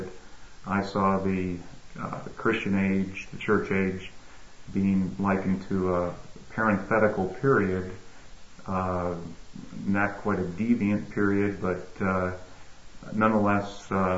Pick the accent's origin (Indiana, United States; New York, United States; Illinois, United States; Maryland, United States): New York, United States; Syracuse; also born or lived in Bowling Green, Ohio / California; now in Tampa, United States; my hometown is Syracuse, New York.